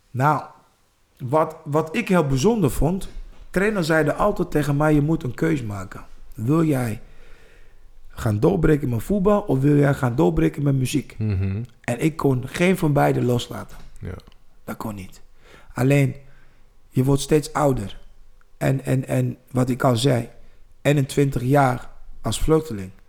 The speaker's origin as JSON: {"language": "Dutch", "region": "East Germany", "country": "Germany", "tie": "born or raised there", "said": "Ik ben in Duitsland opgegroeid in DDR."}